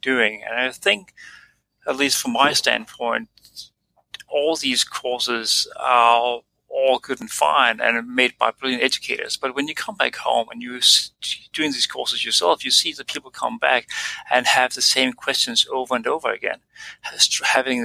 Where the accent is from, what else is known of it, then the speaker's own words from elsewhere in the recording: Denmark; moved away as an adult; now in Australia; I'm an anesthetist from Denmark